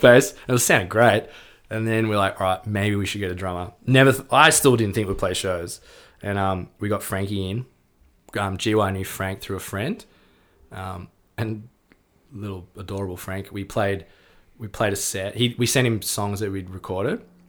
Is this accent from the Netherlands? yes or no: no; Melbourne, Victoria, Australia; we grew up in Melbourne